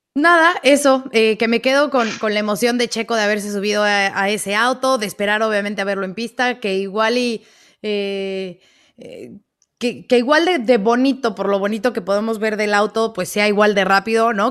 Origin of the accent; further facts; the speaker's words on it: Mexico; como mexicana